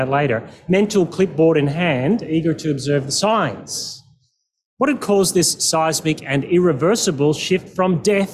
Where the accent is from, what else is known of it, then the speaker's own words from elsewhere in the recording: Perth, Western Australia, Australia; I'm from Perth